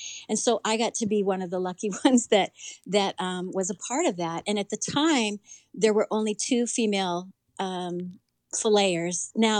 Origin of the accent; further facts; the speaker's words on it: Homer, Alaska, United States; So I was raised in Alaska in a little town, little kind of fish town called Homer, which is now kind of popular with some TV shows on Discover Channel. At the time that I was being raised as a young girl there, it was pretty primitive.